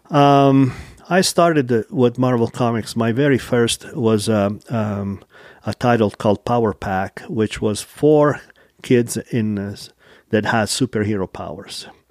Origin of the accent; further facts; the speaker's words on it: Taranto, Apulia, Italy; now in Utah, United States; from, uh, nice coast town in southern Italy called Taranto